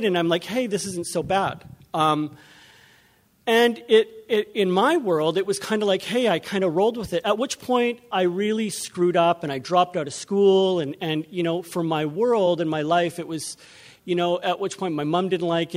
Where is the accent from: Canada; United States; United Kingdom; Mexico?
Canada; Vancouver, British Columbia; I'm from Vancouver. We drove up here